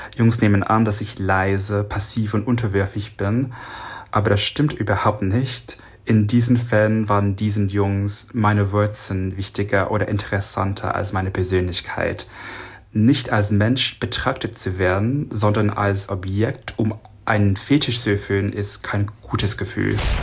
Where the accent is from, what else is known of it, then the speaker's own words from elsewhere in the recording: United States; moved away as an adult; now in Hamburg, Germany; Ich bin gebürtiger Amerikaner mit asiatischer Abstammung